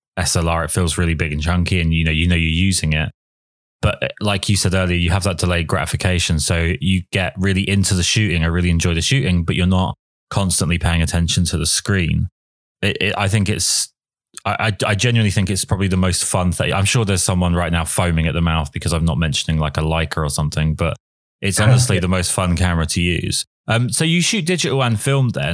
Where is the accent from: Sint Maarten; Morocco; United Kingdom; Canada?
United Kingdom; England; I'm English